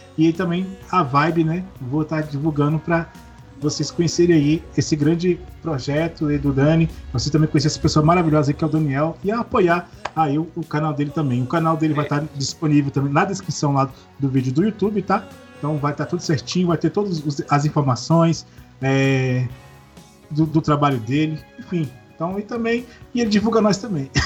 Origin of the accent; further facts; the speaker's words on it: Minas Gerais, Brazil; eu sou mineiro, né? Então criado no interior